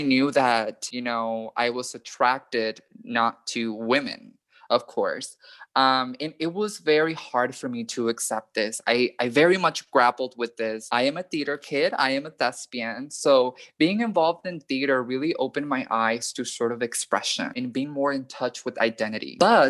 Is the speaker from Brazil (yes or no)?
no; Panama; now in United States; When I was growing up in Panama, I was still very much surrounded by that hyper-masculinity, that hyper-heterosexuality.